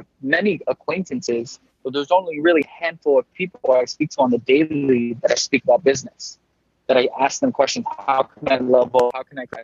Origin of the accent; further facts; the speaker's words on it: Miami, Florida, United States; moved away; also born or lived in New York; being born and raised in Miami